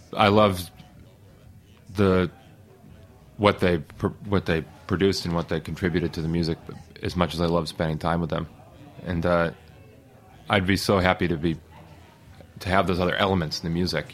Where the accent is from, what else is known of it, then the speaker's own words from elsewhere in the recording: Boston, Massachusetts, United States; also born or lived in the South (US); now in Brooklyn, United States; I'm from Boston, and I like living in the Northeast. I wanted to come back after living in the South for 10, 12 years